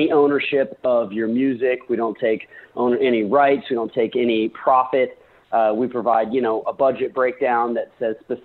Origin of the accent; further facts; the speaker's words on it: Indiana, United States; moved away as an adult; now in New York, United States; I grew up in Indiana